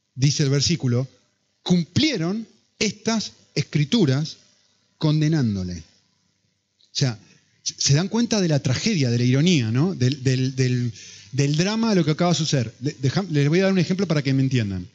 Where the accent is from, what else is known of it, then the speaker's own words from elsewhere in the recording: Argentina; si sos argentino como yo